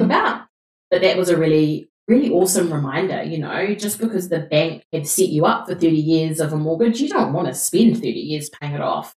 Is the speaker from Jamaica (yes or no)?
no; New Zealand; We're two Kiwi girls